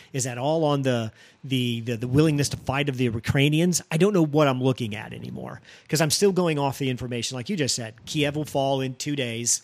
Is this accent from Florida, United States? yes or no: no; Missouri, United States; the state of Missouri, my home state